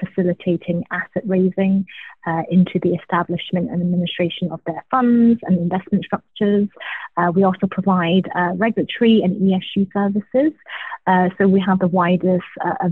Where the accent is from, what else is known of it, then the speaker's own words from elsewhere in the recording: Glasgow, Scotland, United Kingdom; moved away as an adult; also born or lived in London; now in New York, United States; I was born in Glasgow, Scotland, to immigrant parents who moved to the UK from Hong Kong in the 80s.